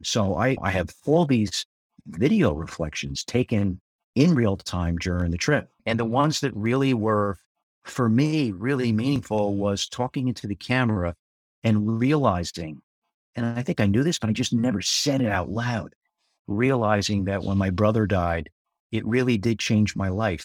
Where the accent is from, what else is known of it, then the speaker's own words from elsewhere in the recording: Spring Lake, New Jersey, United States; my hometown, Spring Lake, New Jersey